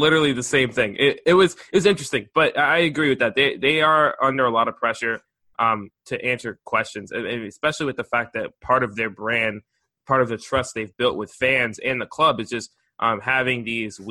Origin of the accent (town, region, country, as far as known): United States